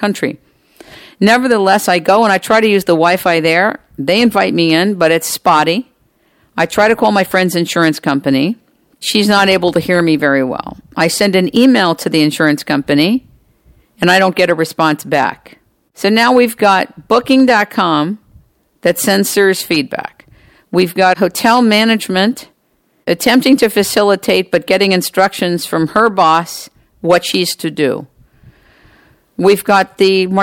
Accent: United States; I'm American

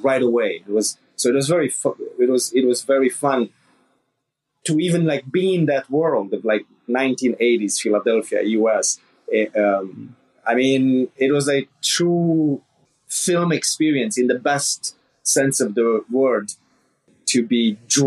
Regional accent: Transylvania, Romania; moved away as an adult; now in United States; I was born in Romania during communism, and I grew up in the like darkest time of communism in the late 80s

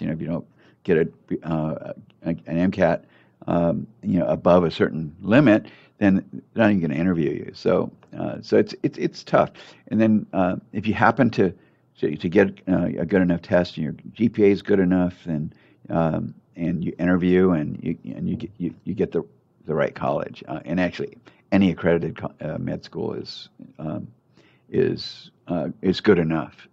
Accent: Torrance, California, United States; I grew up in Torrance

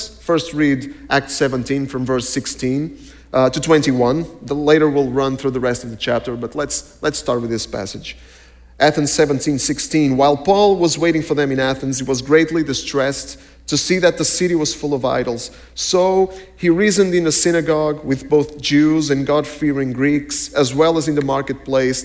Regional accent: Portugal; We're from Portugal.

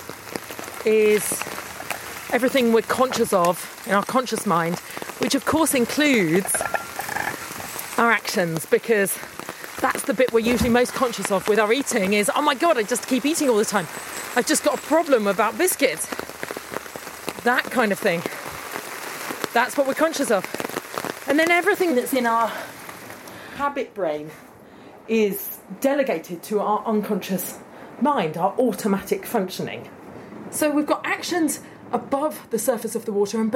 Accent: United Kingdom; I'm a Brit

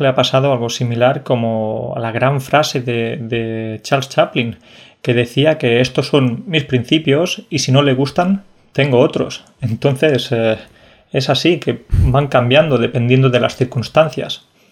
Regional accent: Jaén, Andalusia, Spain; yo soy de la provincia menos conocida de todas, que es Jaén

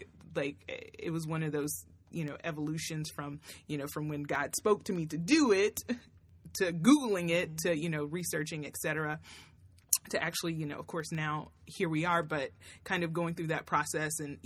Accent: Tennessee, United States; moved away as an adult; also born or lived in Florida; I grew up in Tennessee, but I came to school here in Florida at FAMU.

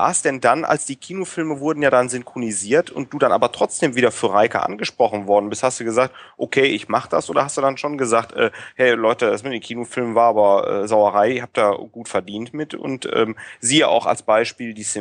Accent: Rhineland, Germany; Man hört ja, ich komme aus dem Rheinland.

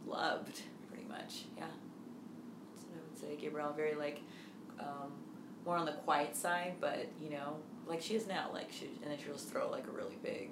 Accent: Dublin, California, United States; also born or lived in Palo Alto, California; we grew up in Dublin. We were born in Palo Alto, and then we moved to Dublin when we were like, I think I was like two

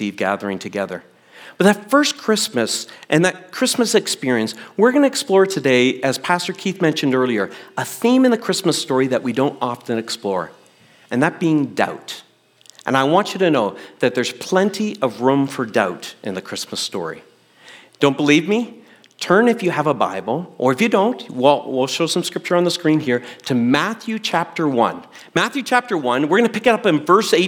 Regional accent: Canada; a Gen X kid growing up in Canada

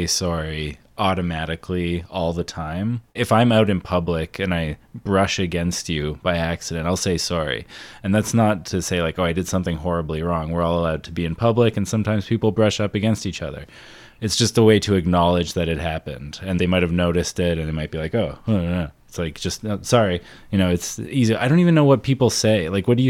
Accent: Canada; as Canadians

